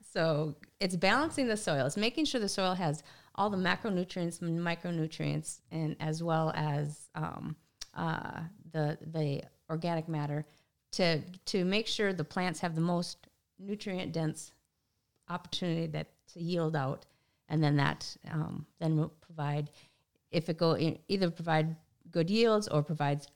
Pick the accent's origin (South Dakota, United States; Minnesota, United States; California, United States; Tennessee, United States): Minnesota, United States; Willmar; I'm from Wilmer, Minnesota area